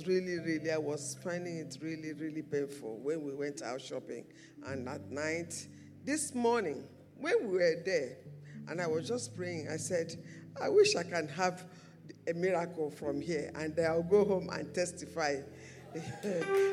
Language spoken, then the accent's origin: English; Nigeria; I came all the way from Nigeria on holidays